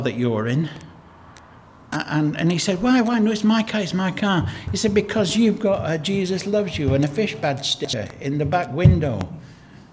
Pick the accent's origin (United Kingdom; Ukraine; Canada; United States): United Kingdom; Lancashire, North West England; When we were growing up in Lancashire, in a mill town in Lancashire